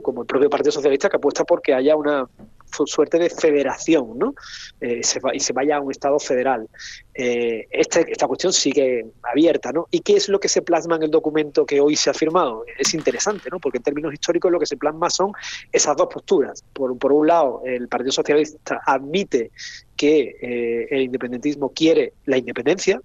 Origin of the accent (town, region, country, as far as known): Spain